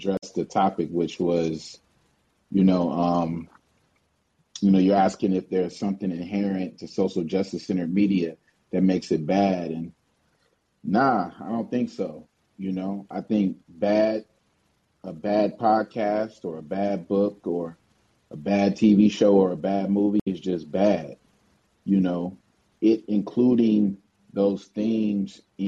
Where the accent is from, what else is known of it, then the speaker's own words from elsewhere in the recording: Oakland, California, United States; I'm from the town, I'm from Oakland